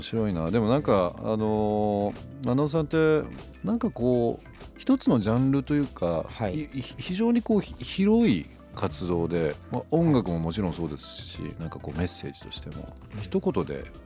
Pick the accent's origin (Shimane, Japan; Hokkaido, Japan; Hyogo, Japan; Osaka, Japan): Shimane, Japan; Izumo; moved away as an adult; also born or lived in Shibuya, Tokyo; 僕も島根ってあの島根県ってあるんですけど、ねはいそちらの出雲っていう場所の僕生まれなんですけど